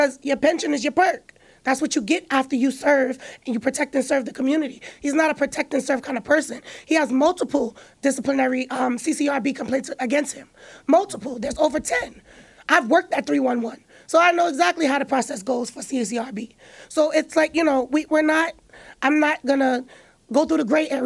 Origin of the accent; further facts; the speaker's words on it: New York City, New York, United States; I grew up in Brownsville.